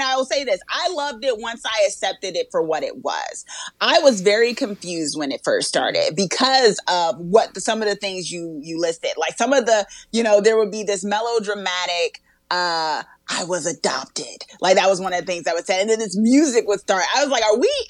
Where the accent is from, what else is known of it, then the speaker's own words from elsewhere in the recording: Newark, New Jersey, United States; I was born and raised in Newark, New Jersey.